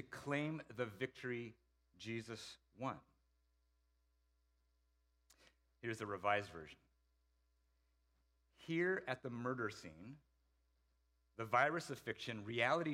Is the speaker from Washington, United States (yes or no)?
yes; Seattle, Washington, United States; moved away as an adult; also born or lived in Idaho; now in Bay Area, United States; Then I moved to Seattle, grew up there through my student years